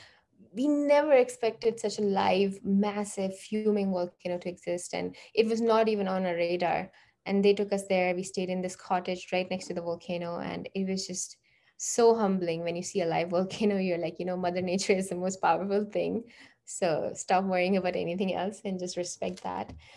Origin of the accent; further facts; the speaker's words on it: India; moved away as an adult; also born or lived in Canada; we grew up in India